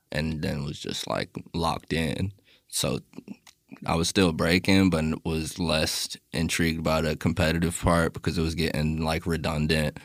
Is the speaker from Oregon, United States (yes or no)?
no; Miami, Florida, United States; moved away; also born or lived in New York / Los Angeles / Long Beach; I'm from Miami originally